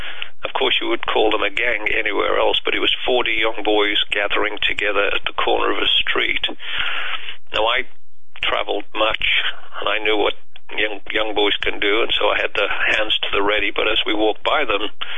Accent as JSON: {"language": "English", "country": "United Kingdom", "tie": "born or raised there", "moved": "yes", "said": "I was born and raised in the UK"}